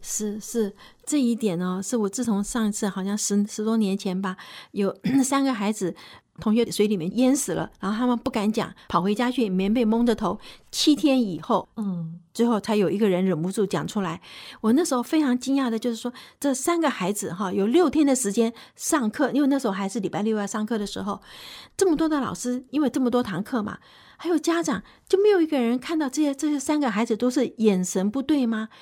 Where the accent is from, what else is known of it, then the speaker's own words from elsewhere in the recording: Taipei, Taiwan; 我是身在台北市